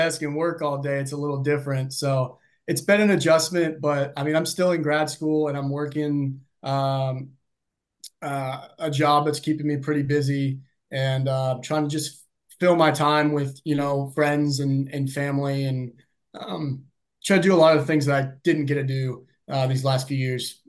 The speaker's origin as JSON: {"language": "English", "town": "Atlanta", "region": "Georgia", "country": "United States", "tie": "born or raised there", "moved": "as an adult", "lives_now": "Louisville, United States", "said": "Growing up around Atlanta"}